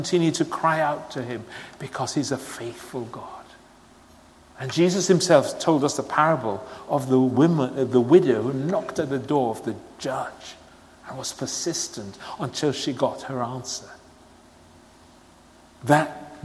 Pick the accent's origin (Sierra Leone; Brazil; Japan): Sierra Leone; moved away; I was born and brought up in Sierra Leone